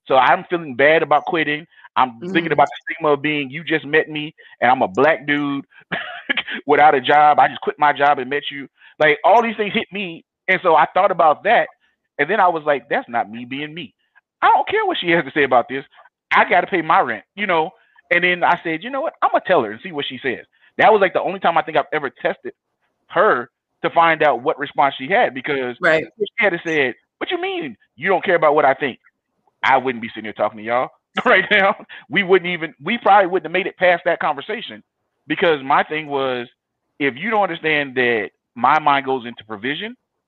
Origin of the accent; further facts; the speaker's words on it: Compton, California, United States; I grew up in Compton in the 90s